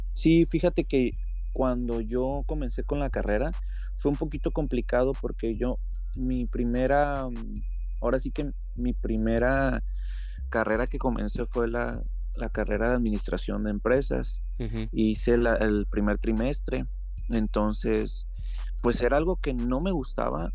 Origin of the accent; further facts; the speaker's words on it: Uruapan, Michoacán, Mexico; moved away as an adult; now in Seattle, United States; soy fotógrafo y soy mexicano, soy de Michoacán. Tengo ya casi 12 años radicando aquí en los Estados Unidos